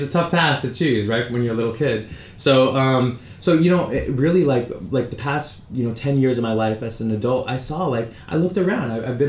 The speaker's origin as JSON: {"language": "English", "town": "San Francisco", "region": "California", "country": "United States", "tie": "born or raised there", "also_born_or_lived": "Toronto, Canada", "said": "we moved to San Francisco, grew up there, but, you know, I never was into, like, I'm Indian, and I'm, you know, Punjabi Indian, Sikh, you know, from the northern part of India"}